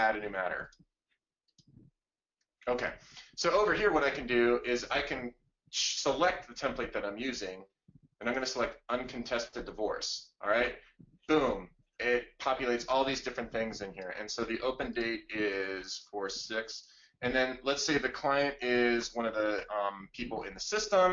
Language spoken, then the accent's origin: English; Blair County, Pennsylvania, United States; Blair County, which is the one I grew up with in Pennsylvania